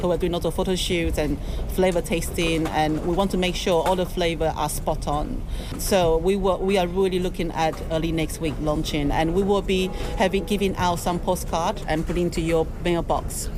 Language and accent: English; Taiwan; moved away as an adult; also born or lived in London; now in United Kingdom; I'm from Taiwan. I grew up in a seafood restaurant, but when I came to London, um, well, I first came to London, um, I was 20 years old